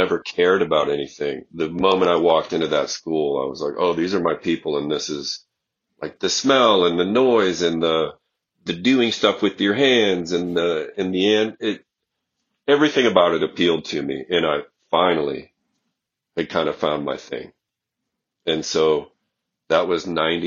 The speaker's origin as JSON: {"language": "English", "region": "Iowa", "country": "United States", "said": "I'm from Iowa"}